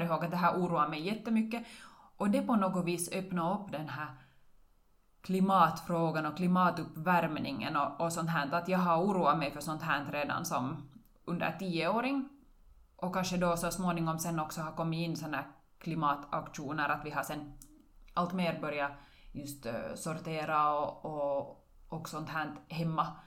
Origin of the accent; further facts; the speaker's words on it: Karis, Uusimaa, Finland; now in Vörå, Finland; Jag är bosatt i Vörå, men jag är hemma från Karis.